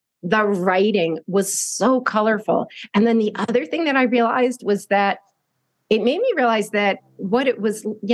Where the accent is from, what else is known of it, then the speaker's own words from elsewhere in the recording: New Jersey suburbs, United States; I grew up in the New Jersey suburbs